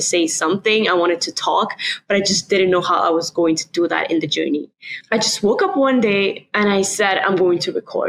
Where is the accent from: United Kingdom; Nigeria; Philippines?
Nigeria; moved away as an adult; now in California, United States; I am from Nigeria, which is why kind of transitioning from Nigeria to California was a big part of my life